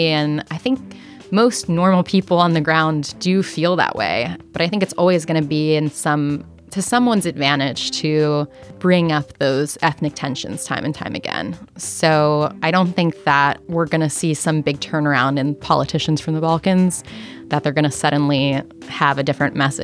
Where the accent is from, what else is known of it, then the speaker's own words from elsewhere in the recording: United States; I was raised in America